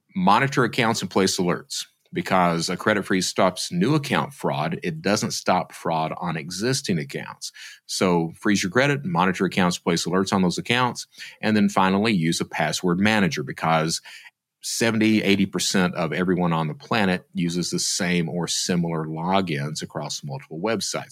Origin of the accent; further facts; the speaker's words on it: Eastern Kentucky, United States; I'm from Eastern Kentucky. My mother was a fraudster, and I grew up in that type of environment